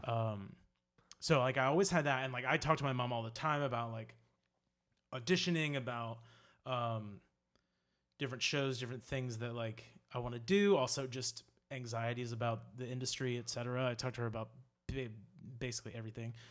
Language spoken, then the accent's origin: English; Charleston, South Carolina, United States; moved away as an adult; now in New York, United States; I'm from Charleston, South Carolina. Um, I lived there forever, and then I moved to New York. Yeah, so I was there for, uh, twenty-two years.